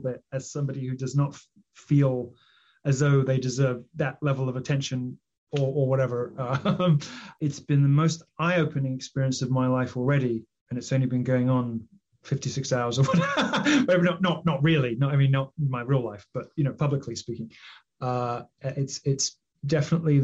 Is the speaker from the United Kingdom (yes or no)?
yes; United Kingdom; I'm British